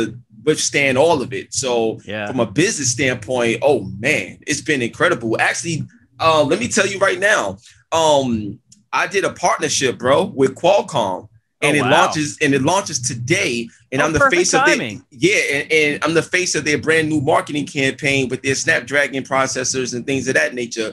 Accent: New York City, New York, United States; I grew up in East New York, Brooklyn.

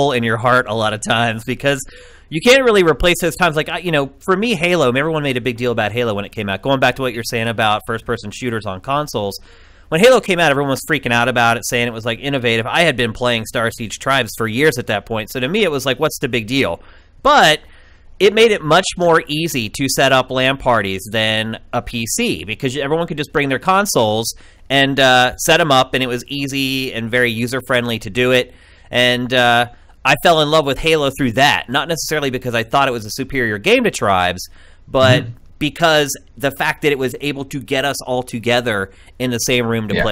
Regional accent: Carlisle, Pennsylvania, United States; I am from Central Pennsylvania, a little town called Carlisle.

